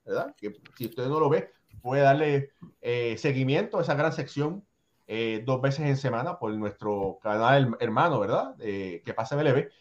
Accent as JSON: {"language": "Spanish", "country": "Puerto Rico", "tie": "born or raised there", "said": "yo soy nacido en Puerto Rico, pero hecho con Cuban Parts, como dicen"}